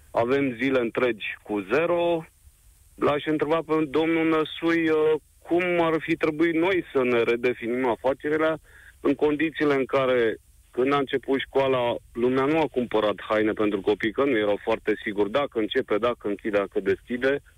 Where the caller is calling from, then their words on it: Brașov, Brașov County, Romania; din Brașov.